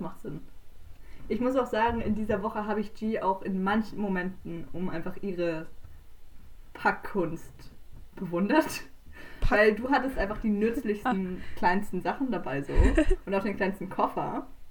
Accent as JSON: {"language": "German", "country": "Switzerland", "said": "wir kommen ja auch aus der Schweiz"}